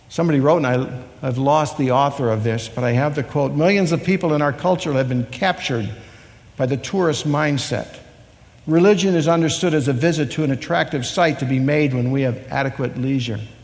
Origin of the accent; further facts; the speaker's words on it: Chicago, Illinois, United States; I was born in Chicago